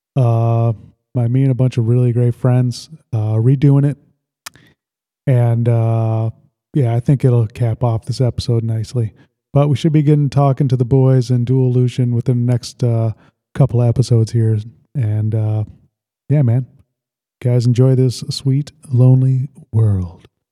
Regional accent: Sandwich, Illinois, United States; I really loved uh, growing up in Lake Holiday. It was just like a uh, this is a subdivision

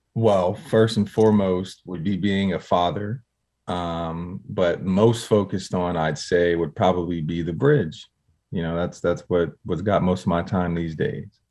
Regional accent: Harrisburg, Pennsylvania, United States; I'm from Harrisburg, Pennsylvania

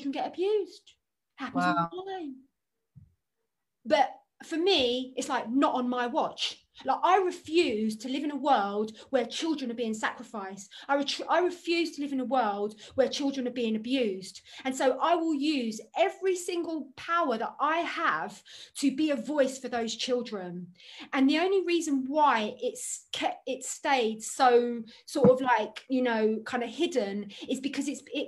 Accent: London, United Kingdom; I grew up in Hampstead

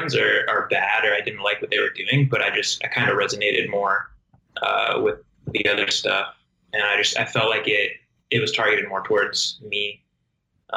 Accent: Inland Empire, California, United States; growing up in the Inland Empire

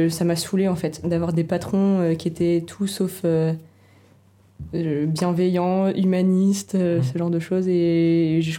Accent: Nancy, Grand Est, France; moved away as an adult; now in Strasbourg, France; tout d'abord fait un Master 2 en communication à Strasbourg. Donc c'est pour ça que je suis venue à Strasbourg à la base. À la base, je suis de Nancy

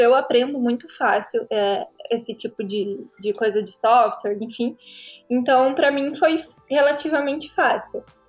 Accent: Paraná, Brazil; Tenho 24 anos, sou do Paraná

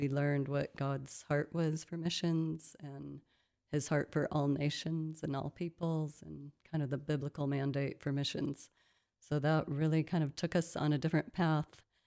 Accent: Midwest, United States; moved away as an adult; also born or lived in Colorado; now in South Africa; I grew up in the Midwest part of the United States in a small town

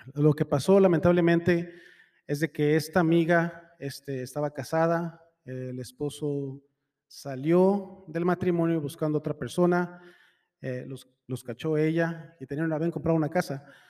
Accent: Mexico; Soy mexicano

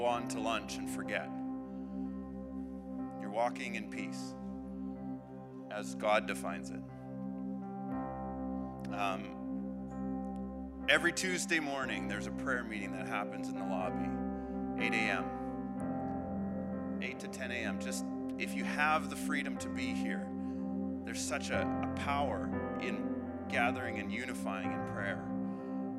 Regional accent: Manitoba, Canada; now in Alberta, Canada; I'm from Manitoba.

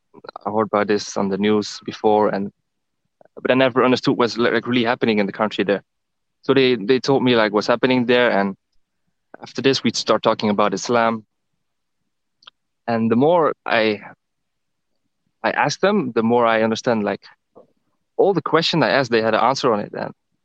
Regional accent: Netherlands; now in Thailand; I'm from the Netherlands, and currently I'm in the same country as you, Angel. I'm in Thailand.

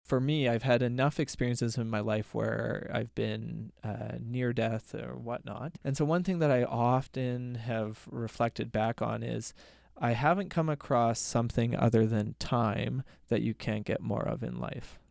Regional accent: Red Deer, Alberta, Canada; I was born and raised in Red Deer

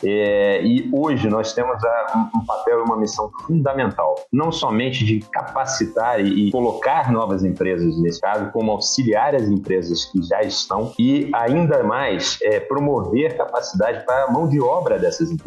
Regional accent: Rio de Janeiro, Brazil; Sou carioca da gema, adoro a minha cidade, sou apaixonado por onde eu vivo

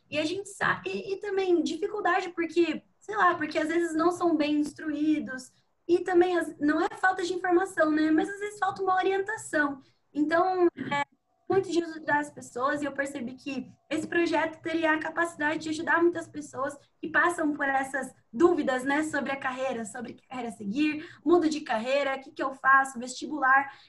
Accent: Sorocaba, São Paulo, Brazil; now in Piracicaba, Brazil; eu tenho 21 anos, eu sou natural de Sorocaba.

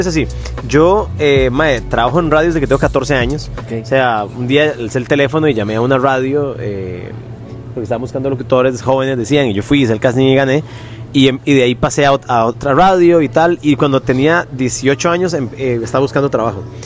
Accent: Puriscal, San José, Costa Rica; Yo soy de Puriscal, soy hijo de, de somos cuatro hijos, mae.

